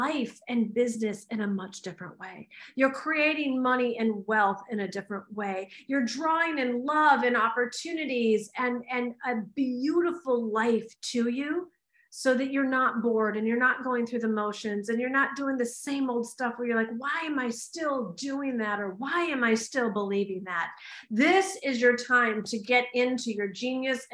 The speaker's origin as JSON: {"language": "English", "country": "United States", "said": "I'm an American"}